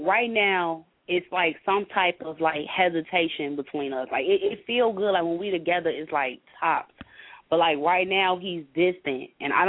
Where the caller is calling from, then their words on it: Chicago, Illinois, United States; Temp is actually calling from Chicago.